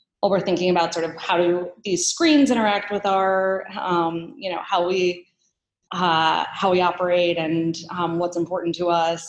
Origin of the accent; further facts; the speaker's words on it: Baltimore, Maryland, United States; I grew up in Baltimore